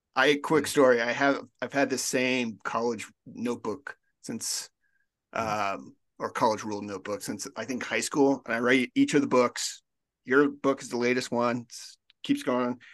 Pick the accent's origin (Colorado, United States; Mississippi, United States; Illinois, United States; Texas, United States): Colorado, United States; I'm from Colorado